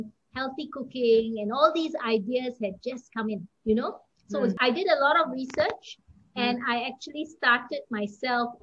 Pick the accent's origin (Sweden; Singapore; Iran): Singapore; moved away as an adult; now in Kuala Lumpur, Malaysia; I am Singaporean. I came to KL